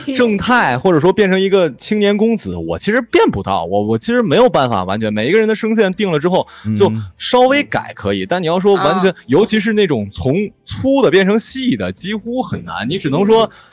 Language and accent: Chinese; China; 我们内地人认为的台湾腔